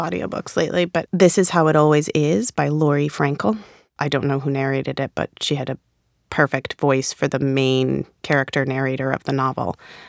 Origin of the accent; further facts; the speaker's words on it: Rhode Island, United States; accent: Rhode Island; I really like to think my Rhode Island accent is gone. And then sometimes it comes out.